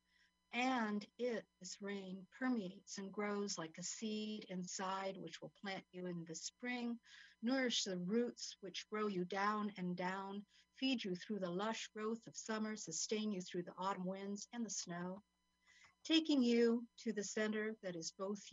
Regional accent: Santa Fe, New Mexico, United States; also born or lived in Essex, United Kingdom; now in Mexico; My dad was American. I'm from Santa Fe, New Mexico.

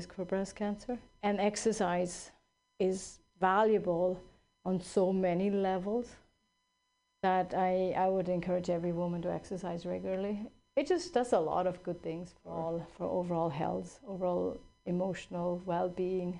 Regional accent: Switzerland; now in California, United States; I grew up in Switzerland

